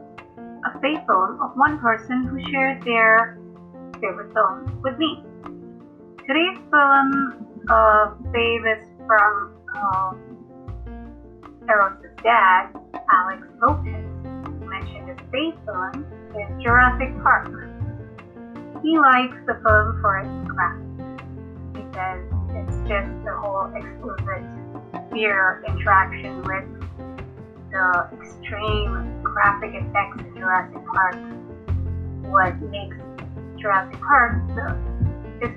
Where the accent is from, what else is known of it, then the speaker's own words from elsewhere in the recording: Mumbai, Maharashtra, India; I am from India, Mumbai